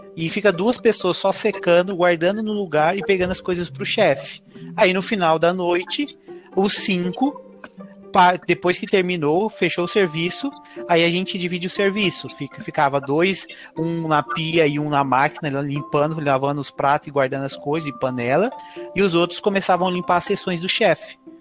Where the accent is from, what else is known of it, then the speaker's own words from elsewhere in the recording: Cuiabá, Mato Grosso, Brazil; moved away as an adult; now in Ireland; sou do Mato Grosso, Cuiabá. Eu vim para a Irlanda há uns três anos atrás